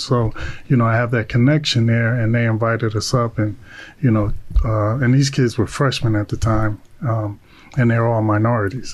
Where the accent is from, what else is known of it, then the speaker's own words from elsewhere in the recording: Long Branch, New Jersey, United States; I'm from Long Branch too